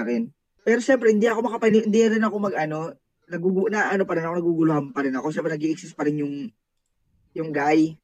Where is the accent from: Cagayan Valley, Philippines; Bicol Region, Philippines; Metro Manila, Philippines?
Bicol Region, Philippines; moved away as an adult; now in Manila, Philippines; dito ako pinanganak sa Maynila. Sa Manila. But eventually, lumaki ako sa Bicol. At doon na rin ako nag-take ng college.